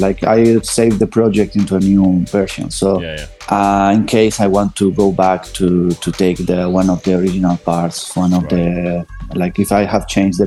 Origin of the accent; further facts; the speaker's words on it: Andalusia, Spain; moved away; I'm originally from Andalusia, from a region in the south. I'm from a small town which is near between Cordoba and Granada.